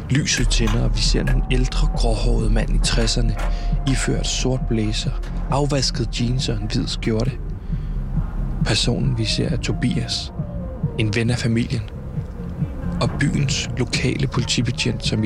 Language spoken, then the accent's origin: Danish; Copenhagen, Capital Region of Denmark, Denmark; Det må jeg bare sige øh, som københavner nu er vi her